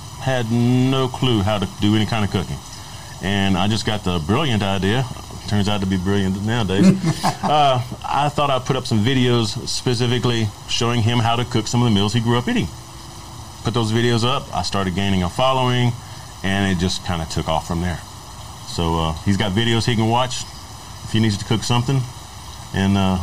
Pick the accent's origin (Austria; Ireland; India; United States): United States; Baton Rouge, Louisiana; moved away as an adult; also born or lived in Galveston, Texas; now in Austin, United States; I grew up in Baton Rouge, Louisiana